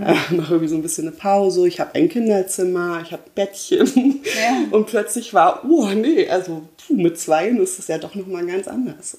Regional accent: Berlin, Germany; ich komme ja aus Berlin

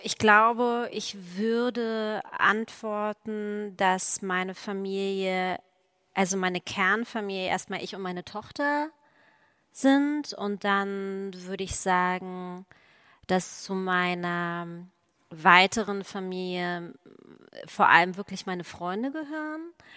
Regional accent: East Germany, Germany; in der DDR aufgewachsen zu sein

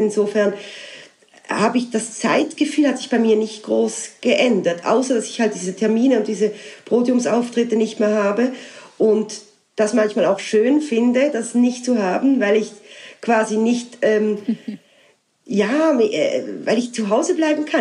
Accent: Basel, Basel-Stadt, Switzerland; now in Alsace, France; das Elsass, wo ich jetzt lebe, ist ja Teil meiner Heimat, also Teil von Basel

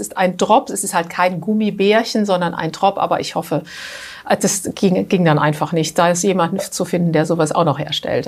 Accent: Germany; now in Switzerland; bei uns in Deutschland

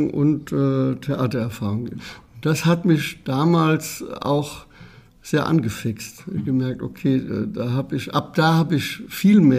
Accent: Herdorf, Rhineland-Palatinate, Germany; born there; In, einem Klein, in einer Kleinstadt, Herdorf heißt sie, und liegt am Rande, am nordöstlichen Rande des Westerwaldes

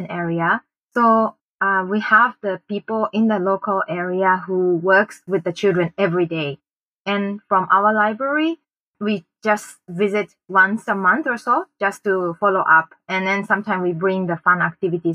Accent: Japan; also born or lived in Bangkok, Thailand / Chiang Mai, Thailand; now in Thailand; a local company in my hometown in Japan

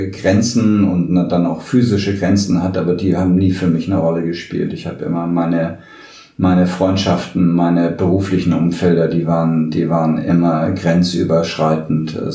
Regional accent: Hamburg, Germany; born there; now in Düsseldorf, Germany; Ich bin also entweder Europäer oder äh, gebürtiger Hamburger.

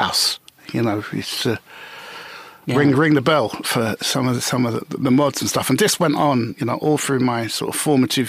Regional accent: London, United Kingdom; I was a Notting Hill boy, born and bred. Well, we called it the Grove, Ladbroke Grove.

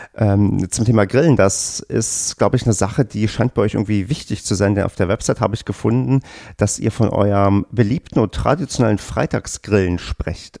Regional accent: the East, eastern Germany, Germany; ich bin ja im Osten mit Tennis groß geworden

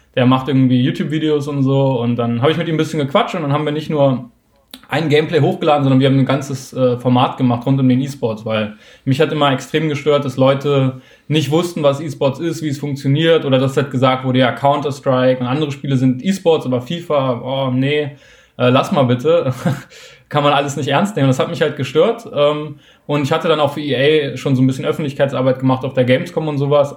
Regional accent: Hamburg, Germany; ich komme aus Hamburg

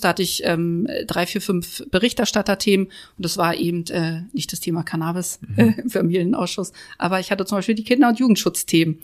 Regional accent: Berlin, Germany; Und ich als Neuköllnerin ähm, bin ja auch groß geworden in der Hasenheide.

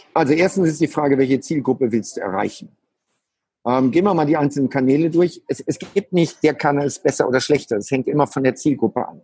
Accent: Germany; als Deutscher

